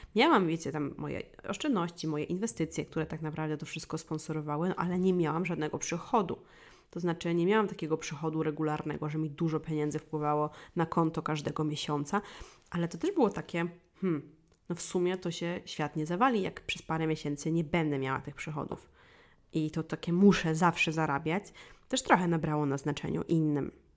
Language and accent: Polish; Wólka Gościeradowska, Lublin Voivodeship, Poland; moved away; pochodzę z małej miejscowości i w małej miejscowości, która się nazywała Wólka Gościeradowska, czyli to jest mała miejscowość pod Kraśnikiem na Lubelszczyźnie